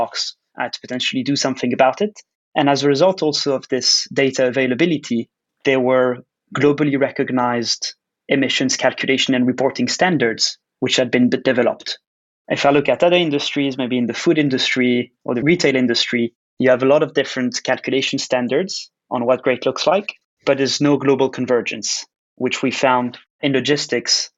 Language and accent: English; Switzerland; I was actually born and raised in Switzerland